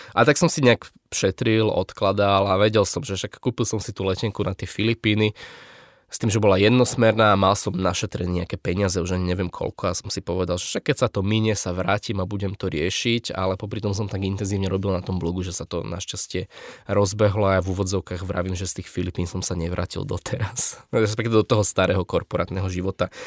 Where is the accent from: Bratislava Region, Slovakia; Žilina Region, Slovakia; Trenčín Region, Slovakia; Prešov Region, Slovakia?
Bratislava Region, Slovakia; Bratislava; som z Bratislavy